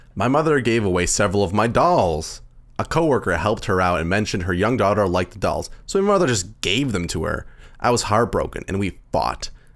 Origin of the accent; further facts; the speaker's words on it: Canada; we're Canadian, too